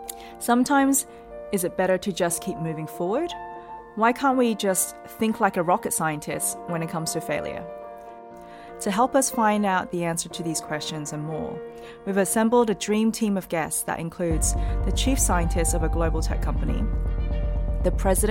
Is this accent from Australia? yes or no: yes; Australia; Australian, sorry.